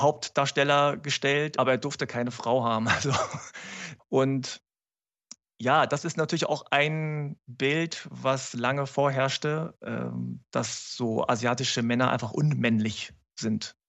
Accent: Germany; mich überhaupt als Deutschen zu akzeptieren

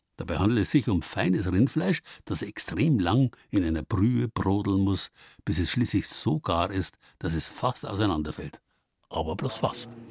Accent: Bavaria, Germany; bei uns in Bayern

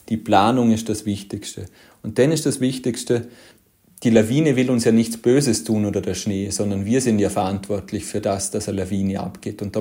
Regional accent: Vorarlberg, Austria; Auch bei uns in Vorarlberg haben wir noch wirklich kleine Skigebiete, wo es zwei, drei Lifte sind

